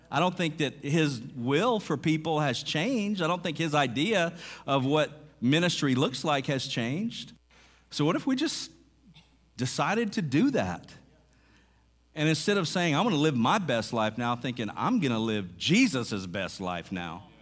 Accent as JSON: {"language": "English", "region": "Mississippi", "country": "United States", "tie": "born or raised there", "said": "I was raised in Mississippi, so going back to Arkansas isn't that big of a deal."}